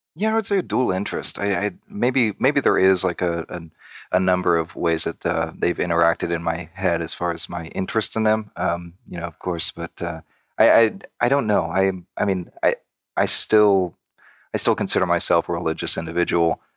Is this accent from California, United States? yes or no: yes; Redlands, California, United States; born and raised in Southern California, about maybe an hour and a half outside of Los Angeles